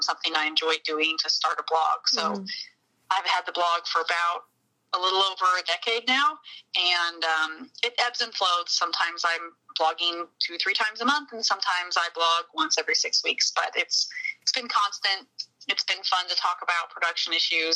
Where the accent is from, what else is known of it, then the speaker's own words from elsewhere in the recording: Anderson County, Southeast Kansas, United States; grew up in Southeast Kansas in Anderson County, which is almost as close as you can get to Missouri without actually being in Missouri